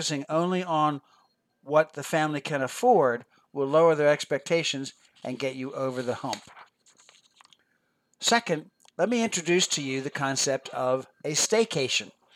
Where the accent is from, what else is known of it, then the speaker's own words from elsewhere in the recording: Philadelphia, Pennsylvania, United States; I grew up near Philadelphia, Pennsylvania, and never saw all the neat tourist attractions until I became a tourist for a day as a senior in high school.